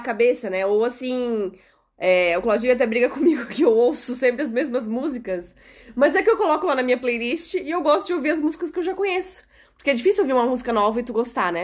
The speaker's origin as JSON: {"language": "Portuguese", "country": "Brazil", "moved": "as an adult", "lives_now": "Portugal", "said": "nós, que somos brasileiros"}